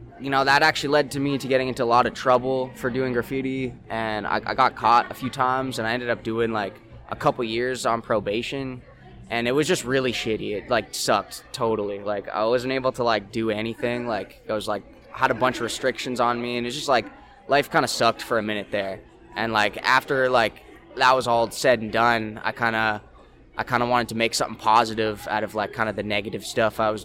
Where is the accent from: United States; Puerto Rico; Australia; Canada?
Canada; Saskatoon, Saskatchewan; I'm from Saskatoon, and I do most of my business out of Saskatoon